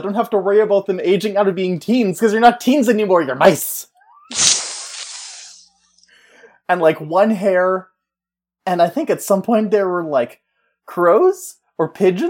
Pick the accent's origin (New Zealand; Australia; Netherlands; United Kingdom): United Kingdom; Oh, I'm British.